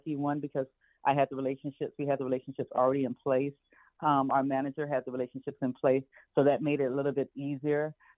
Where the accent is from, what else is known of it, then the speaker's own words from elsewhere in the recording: Anchorage, Alaska, United States; born there; One of the reasons I was born and one of the ways I was born in Anchorage, Alaska, was because my father happened to be performing there with ….